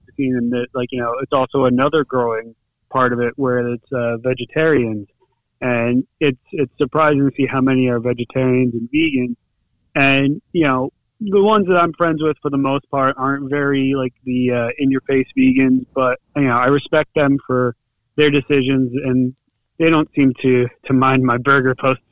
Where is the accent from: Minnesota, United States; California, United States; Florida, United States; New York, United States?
New York, United States; Monroe; also born or lived in Bronx, New York; I was born and raised in New York. Grew up in the Bronx until I was 8, and then I moved up to where our gym, where Trinity and I train at in Middletown, is located. I'm from Monroe, New York